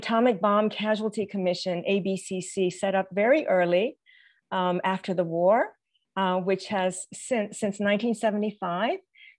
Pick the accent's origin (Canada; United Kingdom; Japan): Japan; Tokyo; I, as a US citizen growing up in Tokyo, Japan, in post-war base schools, often had classrooms in Quonset huts.